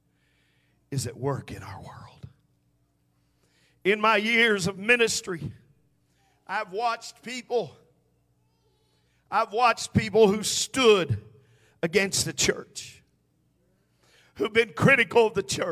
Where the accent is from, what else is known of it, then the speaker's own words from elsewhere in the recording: United States; we have seen a drastic change in where we live and who we are as an American people